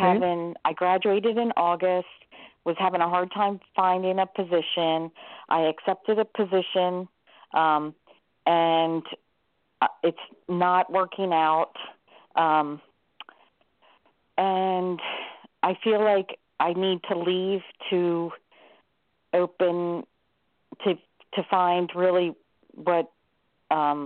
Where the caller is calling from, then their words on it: Delaware, United States; I'm calling from Delaware.